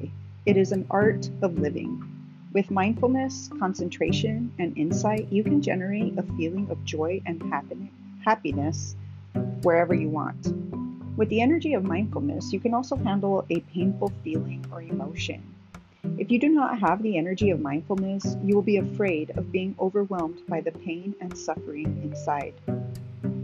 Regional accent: Las Cruces, New Mexico, United States; now in Phoenix, United States; I grew up in Las Cruces, New Mexico, a city with a much smaller population, but with a similar reputation

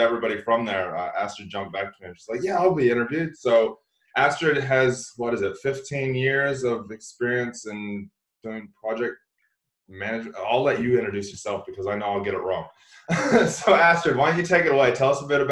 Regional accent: Redding, California, United States; I'm further north. I'm from Redding, way up north

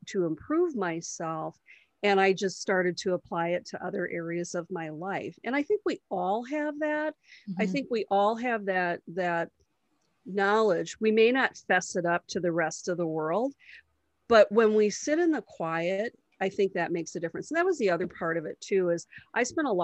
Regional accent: Wisconsin, United States; in my hometown

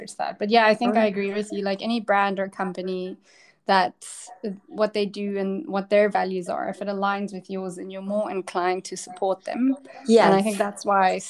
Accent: South Africa; I'm from South Africa

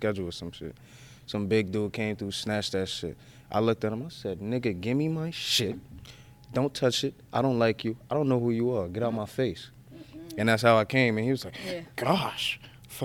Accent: Paterson, New Jersey, United States; also born or lived in Lodi, New Jersey; I grew up in Paterson, New Jersey

